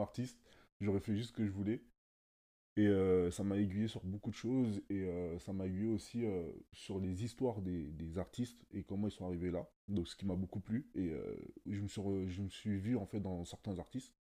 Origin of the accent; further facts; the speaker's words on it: Sarcelles, Île-de-France, France; now in Hauts-de-Seine, France; j'ai grandi à Sarcelles et aujourd'hui j'habite dans le 9-2.